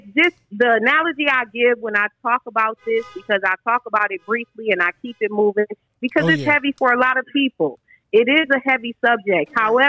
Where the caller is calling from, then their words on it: Atlanta, Georgia, United States; I'm calling from Atlanta.